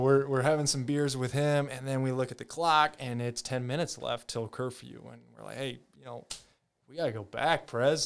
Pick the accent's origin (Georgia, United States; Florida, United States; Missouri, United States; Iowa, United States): Iowa, United States; Ames; also born or lived in California; I grew up in California, though, for my first, uh, until I was eight, but my dad was from Iowa. He was from Ames. Um, and then my grandma got Alzheimer's, so we moved to, to Ames.